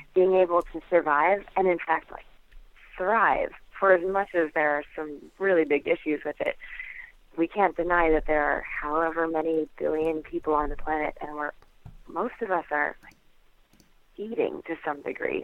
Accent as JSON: {"language": "English", "town": "Naples", "region": "New York", "country": "United States", "tie": "born or raised there", "said": "I grew up in the Finger Lakes of upstate New York"}